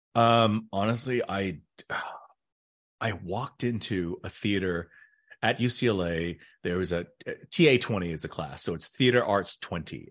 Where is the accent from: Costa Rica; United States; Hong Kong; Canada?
United States; I was raised just like every other Caucasian red-blooded American, uh, person